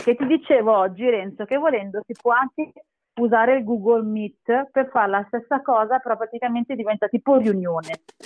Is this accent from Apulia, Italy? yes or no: no; Castellammare di Stabia, Campania, Italy; now in Milan, Italy; noi veniamo dalla provincia di Napoli, Castellammare